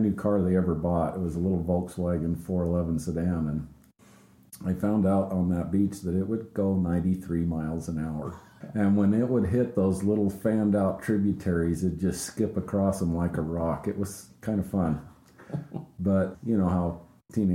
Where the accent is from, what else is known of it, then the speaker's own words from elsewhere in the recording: Crescent City, California, United States; born in Crescent City, California